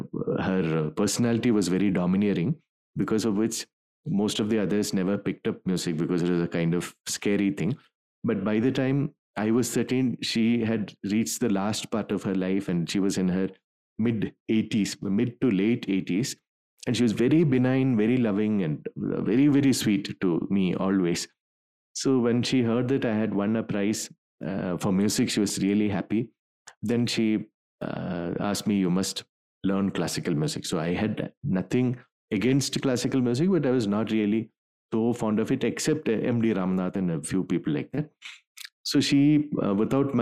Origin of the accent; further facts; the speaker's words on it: Thiruvananthapuram, Kerala, India; in school, when I joined in Trivandrum, there's a school called Christ Nagar. So I joined there when I was in 8th standard